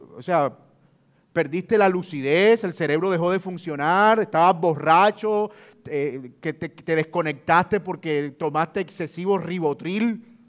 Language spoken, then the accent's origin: Spanish; Colombian Caribbean coast, Colombia; si hay algo de lo que yo me siento orgulloso es ser costeño y trato de que se note